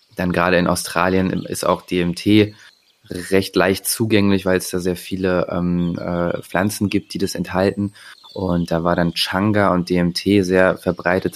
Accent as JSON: {"language": "German", "town": "Bonn", "region": "North Rhine-Westphalia", "country": "Germany", "moved": "yes", "lives_now": "Leipzig, Germany", "said": "ich komme ursprünglich aus Bonn, äh, wohne aktuell in Leipzig"}